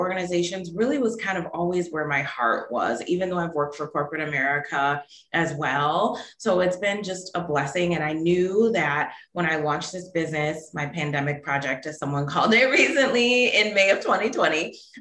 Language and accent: English; Milwaukee, Wisconsin, United States; moved away as an adult; also born or lived in Texas; now in Pittsburgh, United States; I grew up in Milwaukee, Wisconsin, lived there my whole life